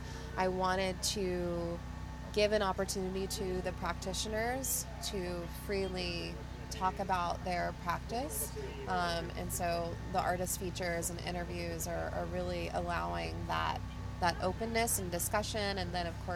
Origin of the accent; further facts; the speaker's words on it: Tennessee, United States; I grew up in the South. I grew up in Tennessee